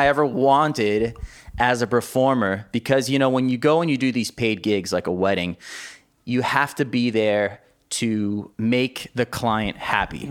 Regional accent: Miami, Florida, United States; I was actually born and raised in Miami, Florida

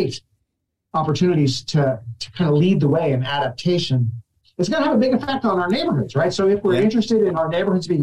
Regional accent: New Jersey, United States; as a kid growing up in New Jersey

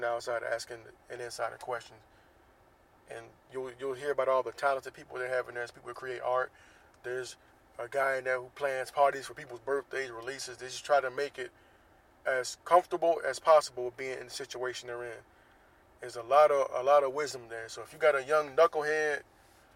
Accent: Jacksonville, Florida, United States; now in Southern California, United States; based in Jacksonville, Florida, my hometown.

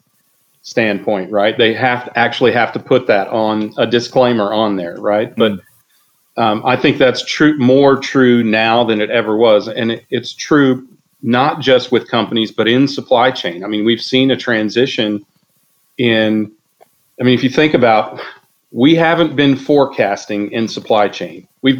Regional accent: the Midwest of the United States, United States; also born or lived in Wichita, Kansas; I come from the Midwest of the United States

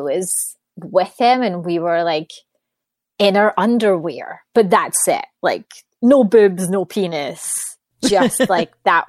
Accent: Scotland, United Kingdom; moved away; So I was born and raised in Scotland. Don't live there anymore. So I would say my accent's definitely died down a little bit.

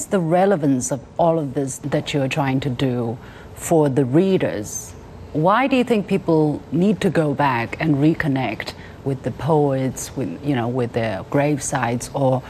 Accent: Zhenjiang, Jiangsu, China; now in Beijing, China; the background behind us is exactly my hometown, which is at the intersection of the Yangtze River and the Grand Canal. So Zhenjiang in history is a very important strategic stronghold.

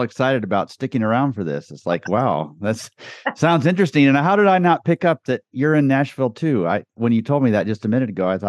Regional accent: Guatemala; moved away as an adult; also born or lived in Costa Rica; now in United States; That's how I grew up in Guatemala. So lived in Costa Rica for a year while they learned Spanish, very poorly learned it. And then we lived in Guatemala for 13 years.

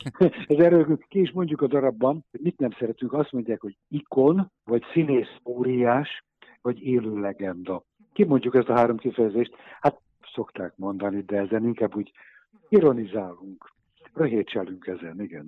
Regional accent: Budapest, Hungary; Egy évben születtünk, egy utcában laktunk, egy iskolába jártunk

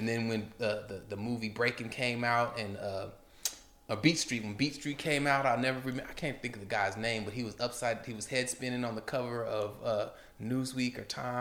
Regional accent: Portland, Oregon, United States; there was a lot of gang violence, growing up in Portland

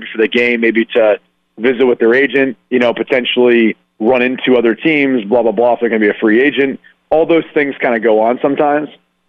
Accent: Columbus, Ohio, United States; You know, I'm from Columbus, Ohio.

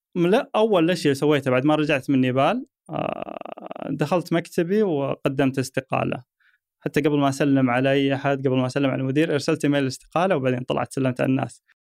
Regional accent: Saudi Arabia; عندنا في السعوديه

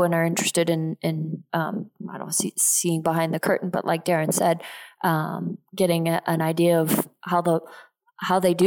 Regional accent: Geneva, Switzerland; moved away; also born or lived in Texas; I grew up in Geneva, Switzerland, and my dad lives there

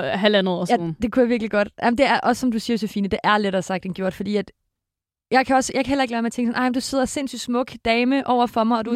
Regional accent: Denmark; now in Copenhagen, Denmark; Jeg kommer fra en lille provinsby

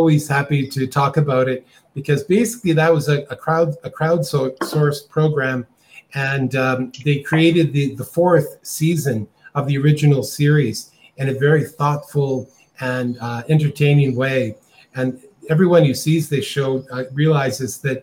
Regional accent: Calgary, Alberta, Canada; moved away as an adult; now in Costa Rica; I'm from Calgary, Canada, originally, but I've been living in Costa Rica for over 25 years.

